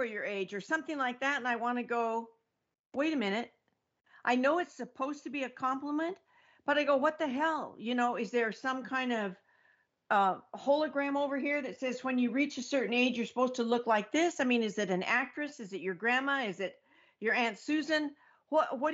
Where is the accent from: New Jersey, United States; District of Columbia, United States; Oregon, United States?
Oregon, United States; also born or lived in Mexico; now in Florida, United States; I'm actually in Florida right now, but I'm from Oregon